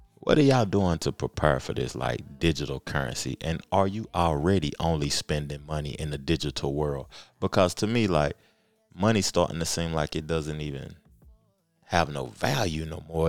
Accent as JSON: {"language": "English", "town": "Knoxville", "region": "Tennessee", "country": "United States", "said": "I'm from Knoxville, man. I'm from Tennessee, the home of Pat Summit"}